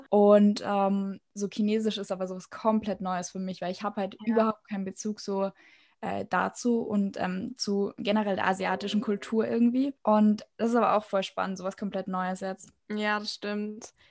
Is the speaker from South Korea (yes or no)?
yes; South Korea; Bei mir ist es ja so, ich komme halt sehr also aus Korea und habe sehr viele Freunde und Familie und so da.